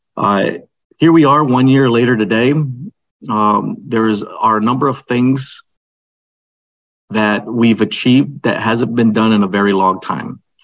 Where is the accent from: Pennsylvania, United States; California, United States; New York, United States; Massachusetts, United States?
Massachusetts, United States; Holyoke; here in the city of Holyoke, my hometown